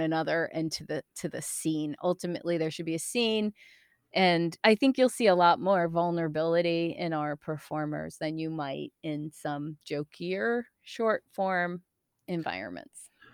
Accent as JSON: {"language": "English", "region": "East Coast", "country": "United States", "also_born_or_lived": "Chicago", "moved": "yes", "lives_now": "Portland, United States", "said": "I'm from the East Coast."}